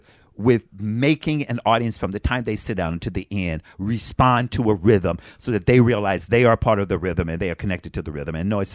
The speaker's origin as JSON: {"language": "English", "town": "Frankfort", "region": "Kentucky", "country": "United States", "tie": "born or raised there", "moved": "yes", "said": "I'm from Frankfort, Kentucky."}